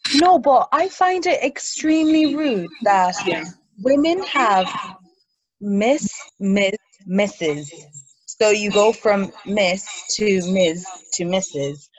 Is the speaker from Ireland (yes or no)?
yes; Ireland; moved away as an adult; also born or lived in Nigeria; now in London, United Kingdom; So I was born in Nigeria. I moved to Ireland um, at a young age, so that's where I grew up